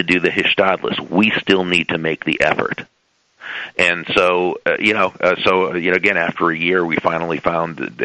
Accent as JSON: {"language": "English", "region": "Massachusetts", "country": "United States", "tie": "born or raised there", "moved": "yes", "lives_now": "South Florida, United States", "said": "I grew up in Massachusetts, and you know, it's a great place, but it's cold"}